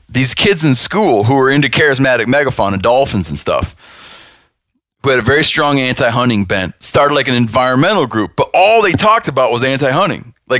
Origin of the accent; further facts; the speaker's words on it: Western Michigan, United States; I graduated from high school in 1992. Okay. I grew up in Western Michigan.